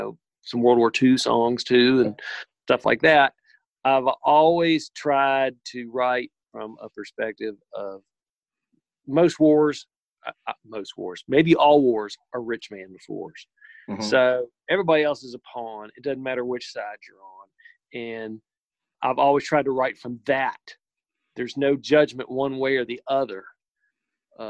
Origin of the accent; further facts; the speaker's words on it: the South, United States; my whole life growing up in the South